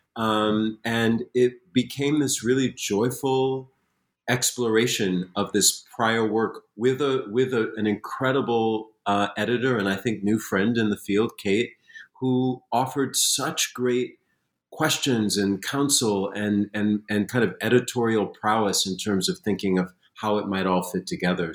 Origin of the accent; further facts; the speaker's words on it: Springfield, Massachusetts, United States; I grew up in Springfield, Massachusetts